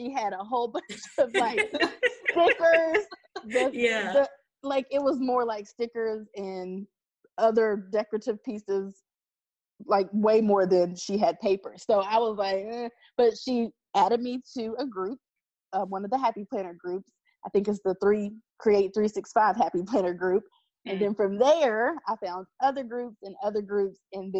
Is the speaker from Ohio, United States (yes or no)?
yes; Ohio, United States; also born or lived in West Virginia; So it's a mixture of Ohio and West Virginia. And I say that because I just kind of flopped between the two as I was growing up.